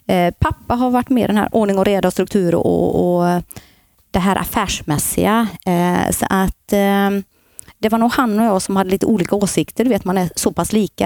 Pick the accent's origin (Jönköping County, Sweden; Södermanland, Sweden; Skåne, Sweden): Jönköping County, Sweden; Gislaved; moved away as an adult; now in Borås, Sweden; Född och uppvuxen i Gislaved